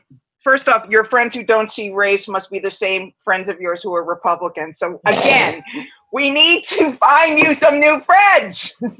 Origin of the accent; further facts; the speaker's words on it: New York, United States; Doesn't matter. I'm New York from 9,000 years ago.